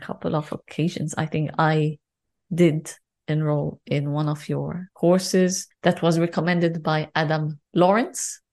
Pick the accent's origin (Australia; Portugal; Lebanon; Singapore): Lebanon; I'm, I'm from Lebanon